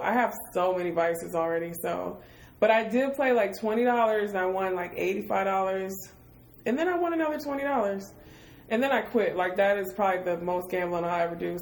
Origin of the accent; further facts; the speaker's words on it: Detroit, Michigan, United States; moved away; I'm from Detroit